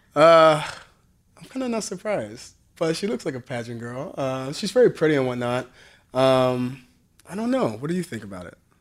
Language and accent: English; Southern Illinois, United States; I'm from Southern Illinois